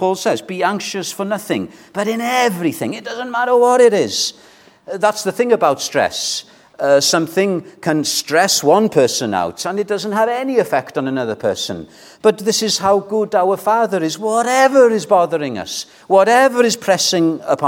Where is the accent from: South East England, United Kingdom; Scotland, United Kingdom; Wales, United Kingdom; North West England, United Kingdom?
Wales, United Kingdom; We as Welsh people